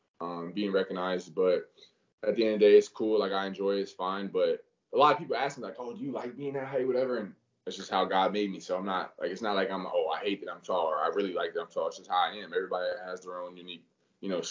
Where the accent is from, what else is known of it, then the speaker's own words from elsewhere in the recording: Florida, United States; representing my home state where I'm from, you know, I always have that extra chip because I'm playing with that Florida jersey on, because this is where I'm from